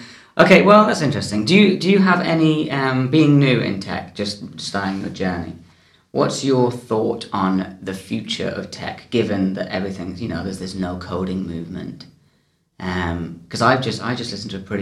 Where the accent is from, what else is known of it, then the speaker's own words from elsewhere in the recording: England, United Kingdom; I am English